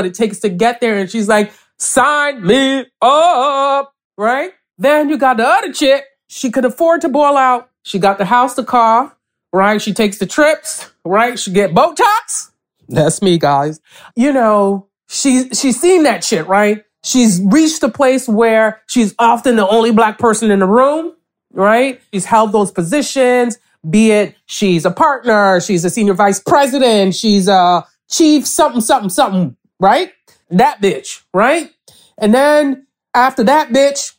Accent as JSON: {"language": "English", "town": "New York City", "region": "New York", "country": "United States", "tie": "born or raised there", "also_born_or_lived": "Nigeria / Connecticut", "said": "I grew up in a Nigerian household in East Flatbush, Brooklyn"}